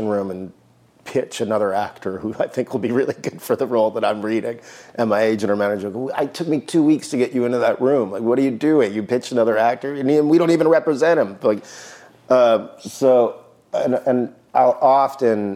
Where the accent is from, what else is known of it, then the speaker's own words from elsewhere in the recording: Midwest, United States; moved away; growing up in the Midwest